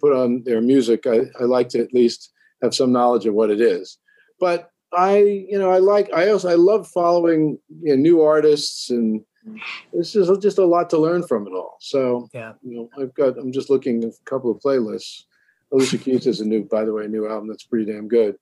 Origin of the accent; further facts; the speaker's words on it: Oceanside, New York, United States; also born or lived in Brooklyn, New York; I grew up in Oceanside, New York, which was close to the Atlantic Ocean